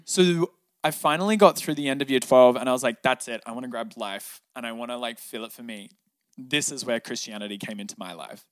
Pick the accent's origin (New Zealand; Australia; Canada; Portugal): Australia; Cronulla, New South Wales; also born or lived in Newtown, Sydney; I grew up in Sydney, Australia, down south in a very coastal town beach, um, called Cronulla.